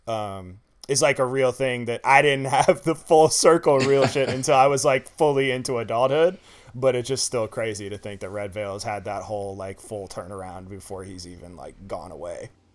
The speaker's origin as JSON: {"language": "English", "town": "Baltimore", "region": "Maryland", "country": "United States", "said": "I'm from Baltimore"}